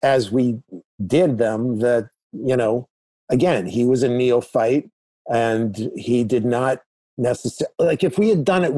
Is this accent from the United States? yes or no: yes; New York, United States; moved away as an adult; also born or lived in Chicago; I was from New York